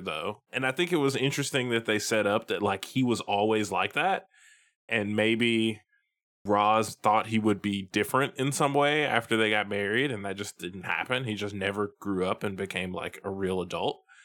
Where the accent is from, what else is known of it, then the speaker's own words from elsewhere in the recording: Tennessee, United States; Samuel L. Jackson is from my home state of Tennessee